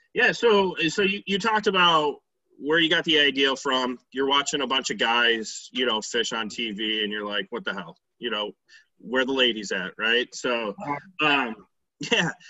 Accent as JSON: {"language": "English", "town": "Hamlin", "region": "New York", "country": "United States", "tie": "born or raised there", "said": "I grew up in Hamlin, New York"}